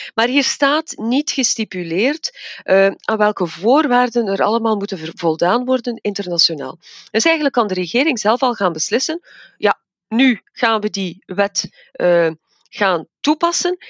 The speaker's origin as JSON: {"language": "Dutch", "town": "Evergem", "region": "Flanders", "country": "Belgium", "said": "ik zit zelf in het vaccinatiecentrum bij ons in Evergem als farmaceutisch expert."}